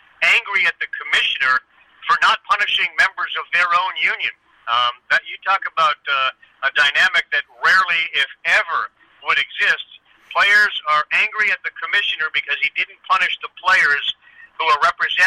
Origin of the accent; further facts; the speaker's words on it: Boston, Massachusetts, United States; moved away; also born or lived in Harrisburg, Pennsylvania; I grew up in Boston, and Boston is a very hardcore sports town